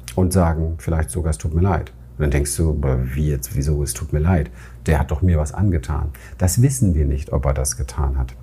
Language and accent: German; Berlin, Germany; Ich bin in Berlin aufgewachsen, im Hinterhof aufgewachsen